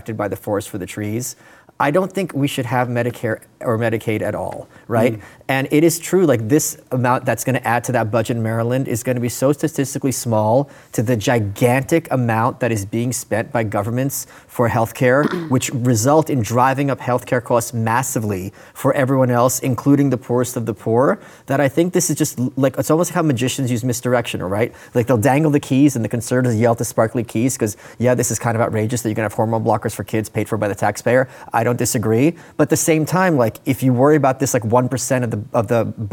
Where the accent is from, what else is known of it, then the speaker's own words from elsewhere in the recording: Ukraine; now in United States; I was born in Ukraine